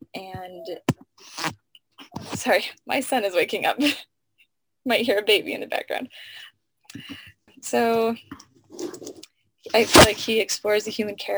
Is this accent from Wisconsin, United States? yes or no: no; Tucson, Arizona, United States; moved away; I'm originally from Tucson, Arizona.